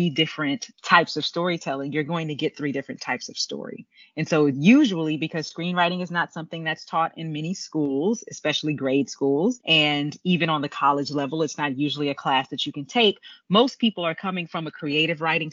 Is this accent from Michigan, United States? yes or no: no; Houston, Texas, United States; I grew up in Houston, Texas